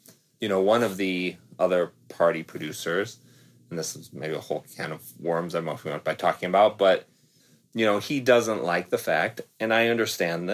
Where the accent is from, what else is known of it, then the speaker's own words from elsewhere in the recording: Midwest, United States; I'm from the Midwest